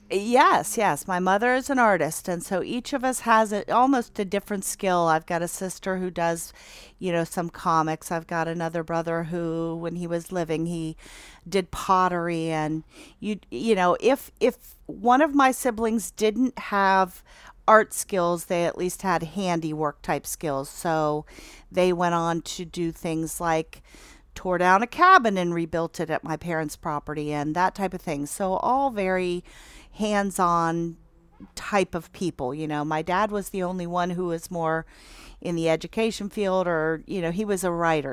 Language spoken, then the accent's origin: English; Athens, Ohio, United States; now in Albany, United States; I'm born and raised in Athens, um, and now live out in Albany